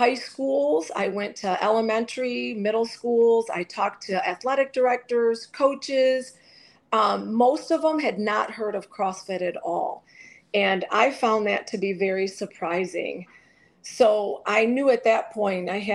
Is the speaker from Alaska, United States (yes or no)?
no; Detroit, Michigan, United States; I grew up in Detroit